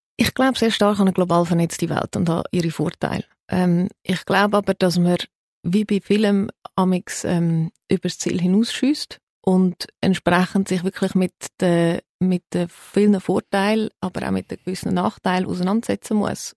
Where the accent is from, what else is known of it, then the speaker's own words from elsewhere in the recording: Zurich, Switzerland; also born or lived in United States; Ich bin in der Schweiz geboren